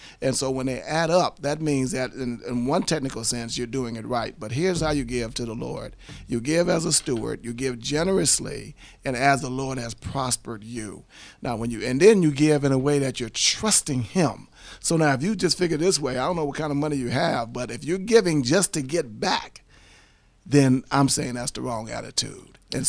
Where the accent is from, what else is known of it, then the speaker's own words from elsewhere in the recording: the South, United States; I talk fast. I'm something from the South.